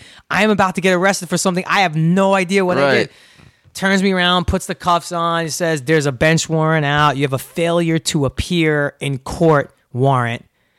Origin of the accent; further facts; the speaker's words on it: New York City, New York, United States; I am from Brooklyn